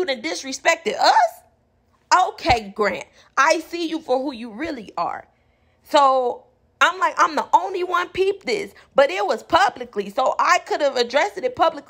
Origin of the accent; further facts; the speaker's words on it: Inglewood, California, United States; I'm from Inglewood